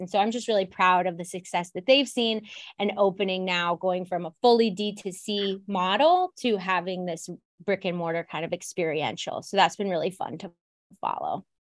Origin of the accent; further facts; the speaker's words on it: Ohio, United States; now in Chicago, United States; I'm from Ohio and, you know, I come here and I'm just, like, Midwest through and through